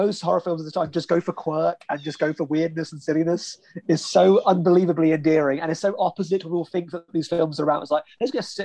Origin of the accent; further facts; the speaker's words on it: United Kingdom; as a British person